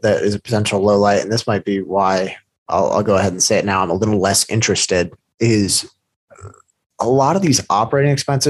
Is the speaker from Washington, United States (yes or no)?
yes; Seattle, Washington, United States; we're from Seattle, where the stadium keeps getting renamed over and over.